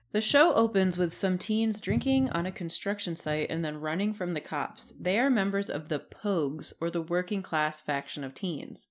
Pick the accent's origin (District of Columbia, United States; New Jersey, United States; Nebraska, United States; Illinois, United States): New Jersey, United States; even though I'm from New Jersey, my family hates the beach